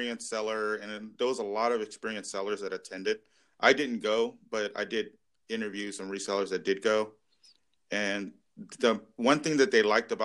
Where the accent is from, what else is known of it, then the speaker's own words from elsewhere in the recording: Orange County, Southern California, United States; I grew up in Southern California. I grew up in Orange County.